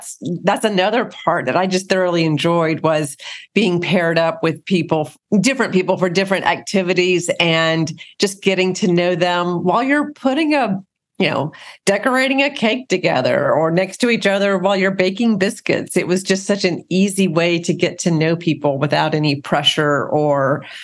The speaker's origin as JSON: {"language": "English", "region": "the South", "country": "United States", "said": "I'm from the South"}